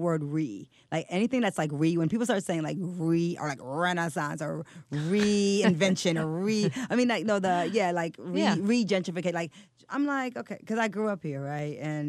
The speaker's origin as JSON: {"language": "English", "region": "New York", "country": "United States", "said": "I'm a New Yorker."}